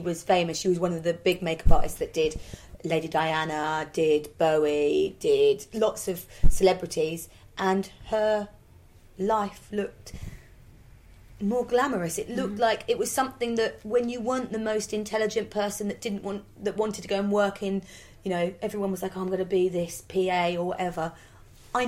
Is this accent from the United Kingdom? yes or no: yes; Norfolk, East of England, United Kingdom; we're from Norfolk